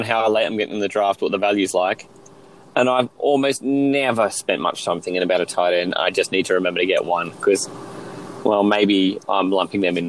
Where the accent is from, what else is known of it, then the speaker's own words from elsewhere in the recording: Australia; we are 16 Aussie guys playing from Australia